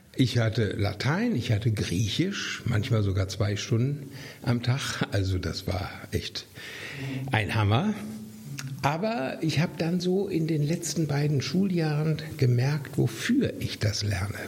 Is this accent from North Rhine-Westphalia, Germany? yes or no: yes; near Herford, North Rhine-Westphalia, Germany; moved away as an adult; also born or lived in Mainz; in meiner Heimat in der Nähe in Herford